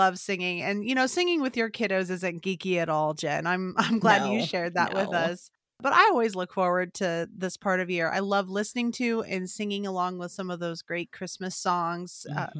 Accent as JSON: {"language": "English", "region": "Illinois", "country": "United States", "tie": "born or raised there", "lives_now": "Nebraska, United States", "said": "I'm from Illinois. I was born and raised there."}